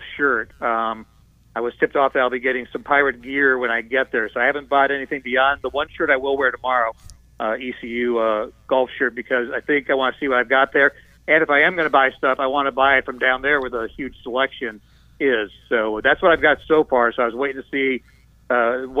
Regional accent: Ohio, United States; now in Charlotte, United States; I grew up in Ohio

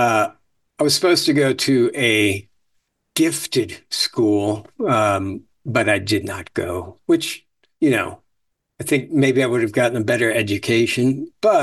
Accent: Venice, Florida, United States; also born or lived in Chicago, Illinois / New York; I was born in Chicago. And then we got to Florida in the early 70s. So I got there in first or second grade

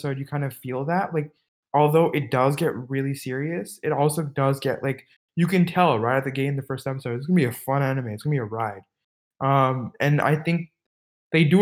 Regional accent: California, United States; I'm from America. I'm personally specifically, I'm from California

